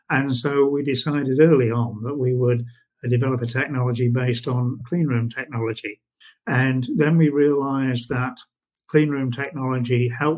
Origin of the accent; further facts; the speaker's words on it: West Midlands, United Kingdom; born there; also born or lived in United States; No, I was born in the Midlands and have moved around the UK a lot. I've worked over in the USA for a period.